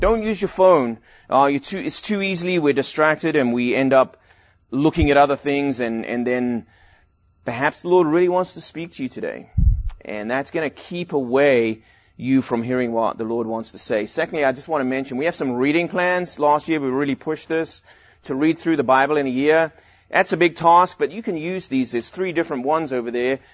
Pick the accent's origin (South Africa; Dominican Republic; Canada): South Africa; Durban, KwaZulu-Natal; now in United States; I grew up in South Africa in Durban, right at the beach